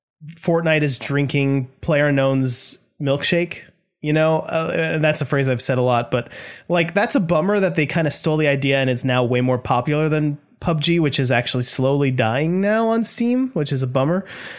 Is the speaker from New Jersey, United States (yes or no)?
yes; New Jersey, United States; Hey, oh, I'm from Jersey over here.